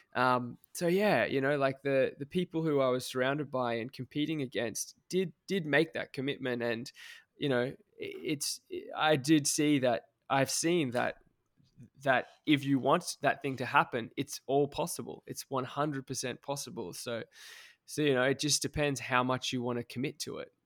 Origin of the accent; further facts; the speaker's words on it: Australia; I'm Australian